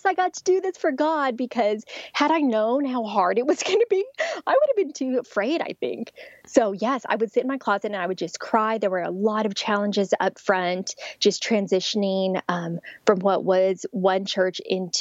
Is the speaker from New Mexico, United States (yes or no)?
yes; Albuquerque, New Mexico, United States; moved away; I'm actually from Albuquerque, New Mexico, which is right near Rio Rancho